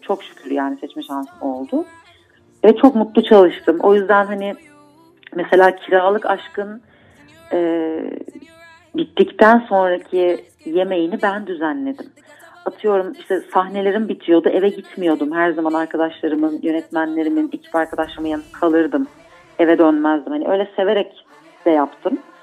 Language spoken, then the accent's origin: Turkish; Istanbul, Turkey; Bağdat Caddesi'nde büyüdüm